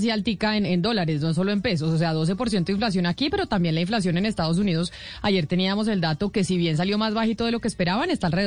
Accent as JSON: {"language": "Spanish", "country": "Colombia", "said": "Los colombianos teníamos o tenemos la tendencia, yo creo que hasta ahora, de ahorrar en pesos."}